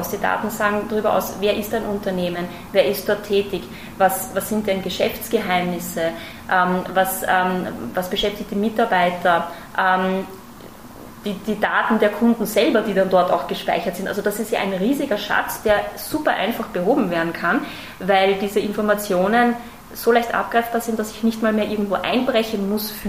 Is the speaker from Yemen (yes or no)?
no; Austria; now in Germany; ich bin tatsächlich selber Österreicherin und schon seit vielen Jahren auch im Versicherungsmarkt auch äh, tätig.